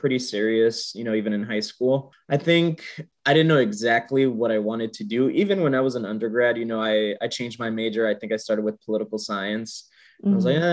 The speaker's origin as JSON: {"language": "English", "town": "San Jose", "region": "California", "country": "United States", "said": "I'm originally from San Jose, California."}